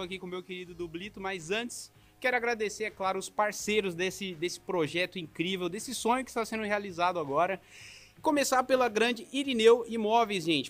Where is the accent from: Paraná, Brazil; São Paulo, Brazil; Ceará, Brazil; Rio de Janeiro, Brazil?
São Paulo, Brazil; now in Joinville, Brazil; Eu tô é. morando é. em Joinville agora, mas eu sou de São Paulo, né? Morei 21 anos lá